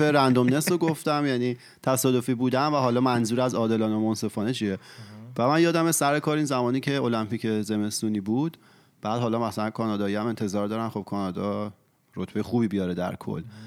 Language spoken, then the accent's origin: Persian; Iran; تو ایران به دنیا اومدیم و بزرگ شدیم